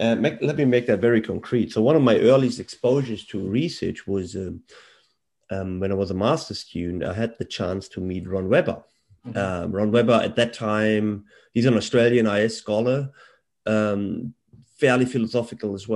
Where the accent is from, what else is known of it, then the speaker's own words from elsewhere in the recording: Germany; moved away; I was born and raised in Germany.